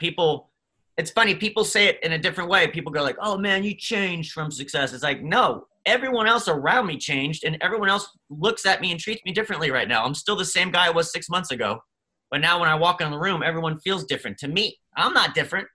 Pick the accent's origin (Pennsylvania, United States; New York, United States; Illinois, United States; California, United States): Pennsylvania, United States; Dover; I grew up in Pennsylvania in a tiny little town in York, Pennsylvania, Dover, even smaller